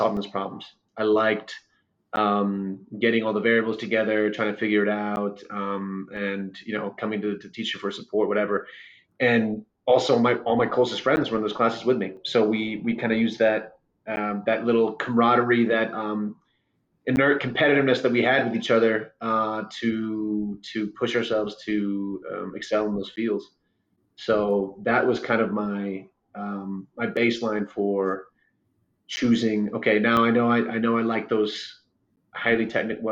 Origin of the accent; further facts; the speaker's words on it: Ukraine; moved away; I'm from Ukraine originally. And so I came here with my mom